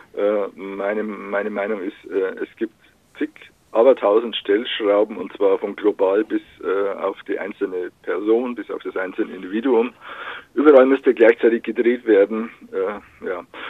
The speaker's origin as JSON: {"language": "German", "area": "Upper Palatinate", "region": "Northern Bavaria", "country": "Germany", "tie": "born or raised there", "moved": "yes", "said": "in meiner Heimat in, Nordbayern, irgendwo in der Provinz, in, der Oberpfalz"}